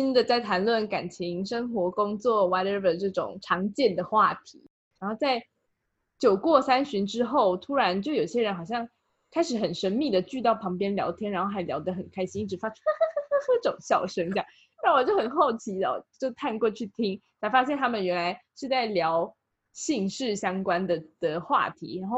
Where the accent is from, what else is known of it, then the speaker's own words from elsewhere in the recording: Taiwan; 毕竟我就是个土生土长的台湾人